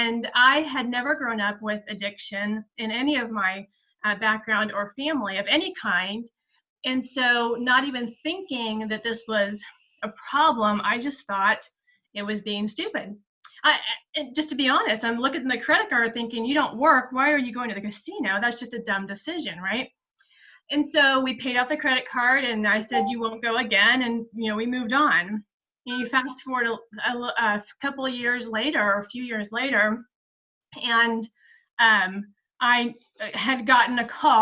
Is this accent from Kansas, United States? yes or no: yes; South Central Kansas, United States; moved away as an adult; now in Kansas City, United States; I grew up in South Central Kansas in a farming community